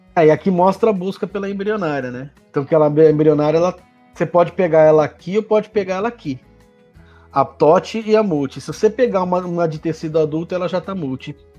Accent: interior of São Paulo, Brazil; moved away; also born or lived in Lagarto, Sergipe; minha terra, hein? Interior de São Paulo

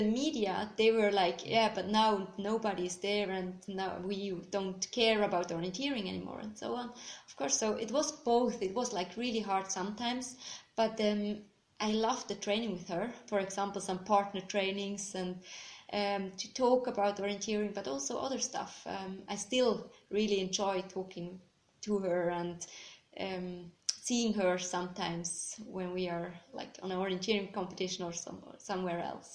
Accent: Bern, Switzerland; I'm from Switzerland, um, exactly from Bern. Um, I've grown up there

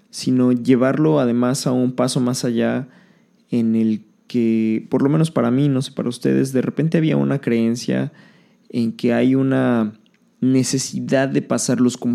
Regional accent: Mexico City, Mexico; born there; now in Riviera Maya, Mexico; ya no vivo en la ciudad donde nací, en la Ciudad de México. He vivido en muchos lugares de la República

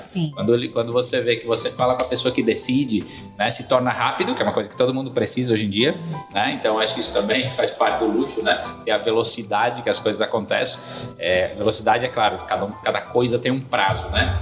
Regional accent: Rio Grande do Sul, Brazil; now in Ceará, Brazil; eu hoje moro, moro no Ceará, mas sou gaúcho.

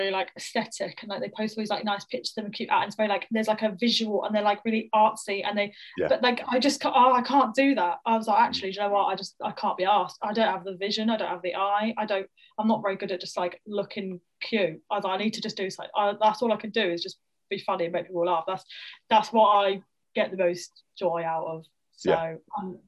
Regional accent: Fleet, South East England, United Kingdom; moved away as an adult; Her mum ran a drama school in Fleet, which is where I grew up, in Hampshire, and it's like small town

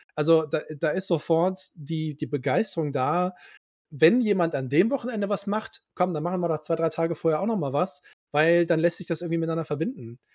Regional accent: Cologne, North Rhine-Westphalia, Germany; dass ich gebürtiger Kölner bin

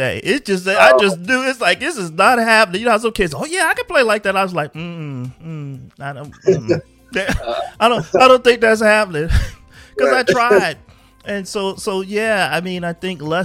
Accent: Philadelphia, Pennsylvania, United States; moved away as an adult; also born or lived in Germany; I'm from Philadelphia

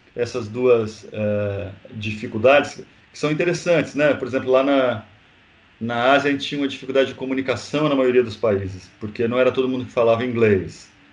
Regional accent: Brazil; a gente que é brasileiro

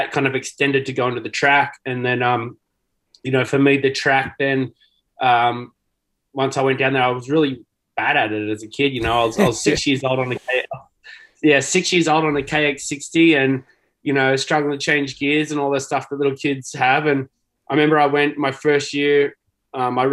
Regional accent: south coast of New South Wales, Australia; moved away as an adult; also born or lived in Cronulla, Australia / Kiama, Australia / Nowra, Australia; now in Temecula, United States; I was born in south of Sydney at Cronulla, and grew up on the south coast down in a little town called Bulleye

